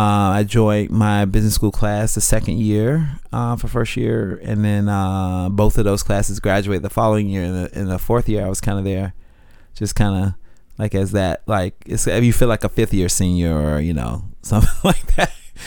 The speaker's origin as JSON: {"language": "English", "town": "Jacksonville", "region": "Florida", "country": "United States", "said": "Jacksonville, Florida."}